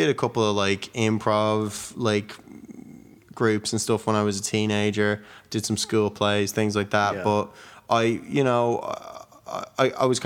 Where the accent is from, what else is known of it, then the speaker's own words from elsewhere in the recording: Wicklow, Leinster, Ireland; also born or lived in Dublin; I moved to Dublin from Wicklow when I was 12